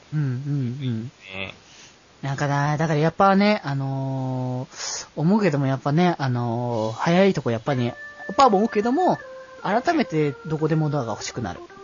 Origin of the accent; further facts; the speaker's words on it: Aichi, Japan; moved away; 地元の愛知県